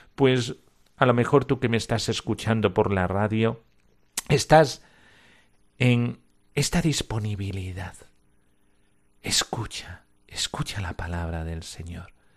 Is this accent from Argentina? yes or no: no; Almonte, Andalusia, Spain; Yo soy de Almonte